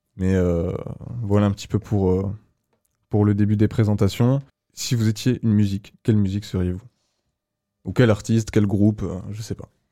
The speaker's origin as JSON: {"language": "French", "town": "Agen", "region": "Nouvelle-Aquitaine", "country": "France", "said": "je viens d'Agen aussi"}